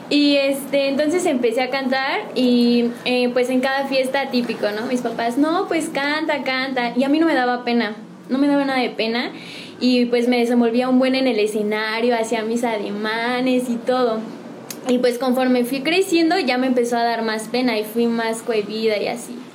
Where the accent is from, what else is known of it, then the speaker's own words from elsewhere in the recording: San Juan del Río, Querétaro, Mexico; De aquí de San Juan del Río soy este, originaria.